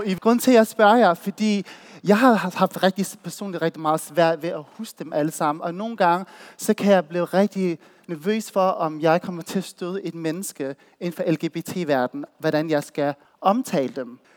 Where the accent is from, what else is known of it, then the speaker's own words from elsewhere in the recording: Odense, Southern Denmark, Denmark; moved away as an adult; now in Copenhagen, Denmark; Jeg er fra Voldsmose